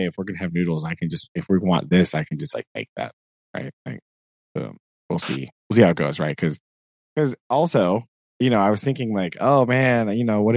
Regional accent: United States; me being an American

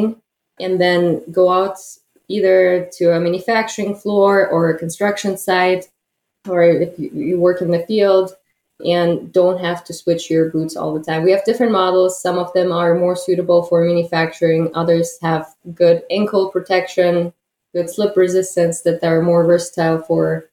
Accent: Germany; moved away as an adult; also born or lived in Kazakhstan; now in Detroit, United States; I was born in Kazakhstan and lived there until the age of 10, went to school in Kazakhstan. And then because my dad had German roots, my family decided to move to Germany. So I spent the most part of my life in Germany.

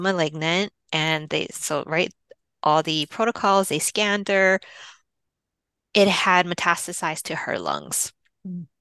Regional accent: Hawaii, United States; now in Los Angeles, United States; I'm from Hawaii, so I had a jump from here in LA. I flew back home to Hawaii

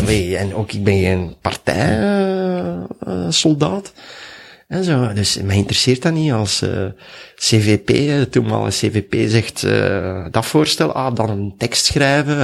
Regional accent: Duffel, Flanders, Belgium; ik ben in Duffel geboren, dus tegen Mechelen.

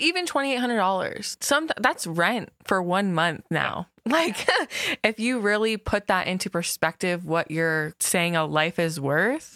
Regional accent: West Melbourne, Florida, United States; I've, I've lived there pretty much, gosh, my whole life, too

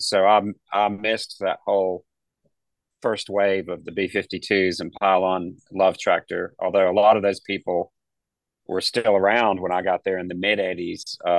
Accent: Raleigh, North Carolina, United States; moved away as an adult; also born or lived in Athens, Georgia; now in Mississippi, United States; I grew up in Raleigh, North Carolina

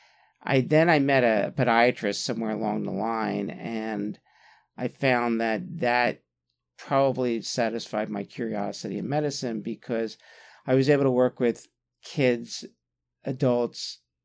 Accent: Atlantic City, New Jersey, United States; born or raised there; moved away as an adult; also born or lived in Arizona / San Francisco / Philadelphia

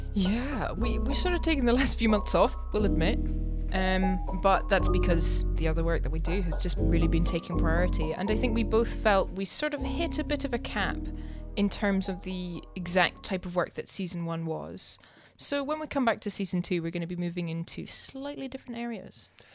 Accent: Scotland, United Kingdom; I'm too Scottish

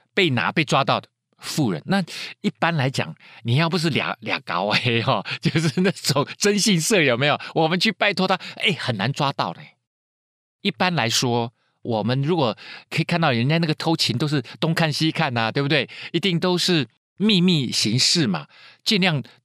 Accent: Taiwan; 就像以前我们台湾人是在日本人的统治之下

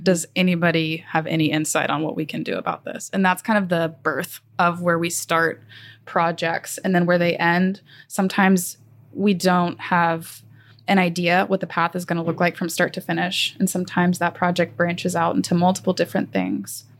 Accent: Magnolia, Texas, United States; also born or lived in Austin, Texas / Houston, Texas; I grew up in Magnolia, Texas

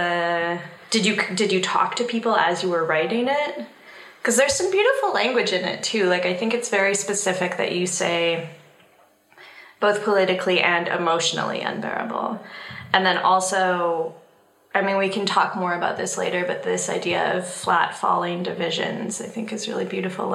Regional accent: Canada; now in Brussels, Belgium; as a Canadian in Brussels

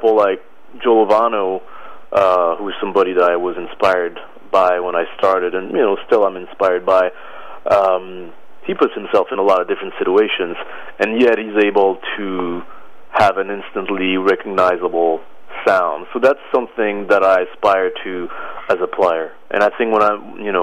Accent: Paris, Île-de-France, France; moved away as an adult; also born or lived in Boston, United States; now in New York, United States; I was born in Paris, France in 1973. I moved to the States at the age of 20

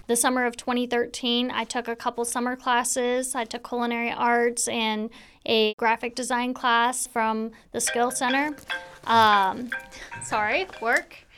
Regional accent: Spanaway, Washington, United States; also born or lived in Tacoma; I grew up in Spanaway, actually just off of Beef Street here

